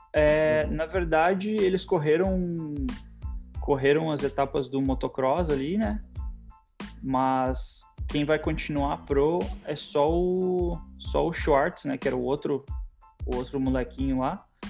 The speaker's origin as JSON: {"language": "Portuguese", "town": "Porto Alegre", "region": "Rio Grande do Sul", "country": "Brazil", "moved": "yes", "lives_now": "United States", "said": "Eu sou de Porto Alegre, né, então fazia só a etapa do Rio Grande do Sul"}